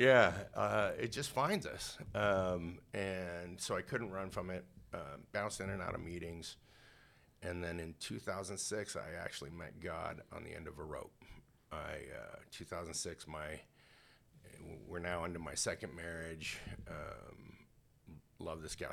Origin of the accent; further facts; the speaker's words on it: Canada; I grew up in Canada